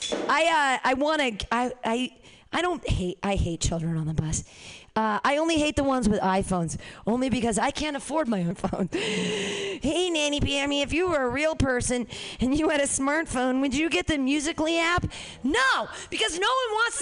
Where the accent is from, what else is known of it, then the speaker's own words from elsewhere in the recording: Danville, United States; I grew up in Danville.